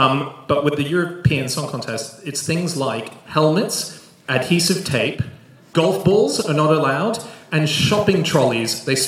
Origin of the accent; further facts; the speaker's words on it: Australia; I'm an Aussie.